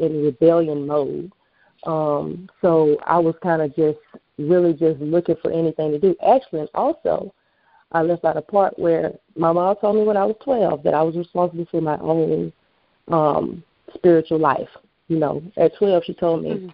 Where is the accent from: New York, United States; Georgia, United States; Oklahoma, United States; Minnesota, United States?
Georgia, United States; Atlanta; I am a Atlanta native